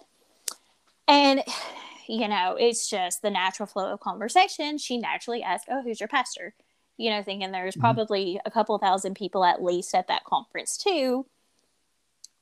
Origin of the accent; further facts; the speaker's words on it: Louisville, Kentucky, United States; I'm still from Louisville